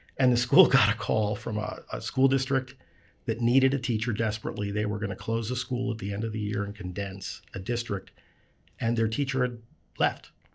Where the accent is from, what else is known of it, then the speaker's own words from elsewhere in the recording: Baltimore, Maryland, United States; I'm from Baltimore